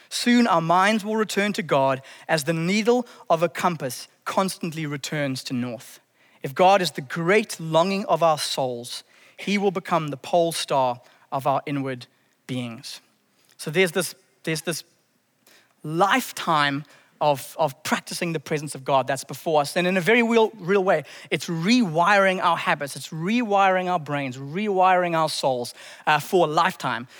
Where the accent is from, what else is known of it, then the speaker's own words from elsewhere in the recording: Zimbabwe; I grew up in Zimbabwe in the early nineties.